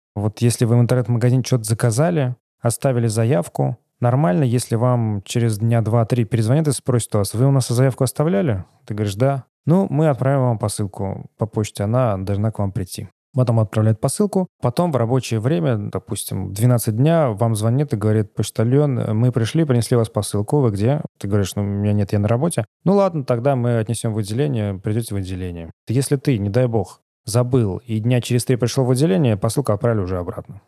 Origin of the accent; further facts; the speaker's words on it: Samara, Samara Oblast, Russia; moved away as an adult; now in Novi Sad, Serbia; я сам из Самары